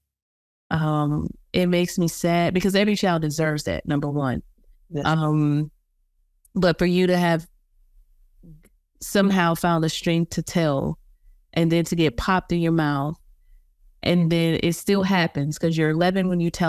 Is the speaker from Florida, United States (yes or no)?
no; South Carolina, United States; I'm from South Carolina